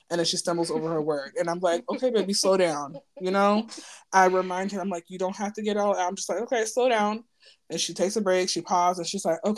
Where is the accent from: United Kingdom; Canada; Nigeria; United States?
Nigeria; what I can speak for like being Nigerian in the black community